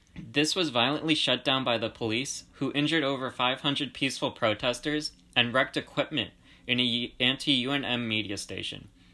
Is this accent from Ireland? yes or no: no; Georgia; I was born in the Republic of Georgia, which is a country located between Russia and, uh, i, like, the Middle East.